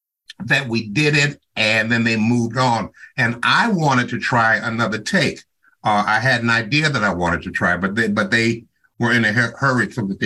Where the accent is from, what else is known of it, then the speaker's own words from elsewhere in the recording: Chicago, Illinois, United States; moved away; I grew up in Chicago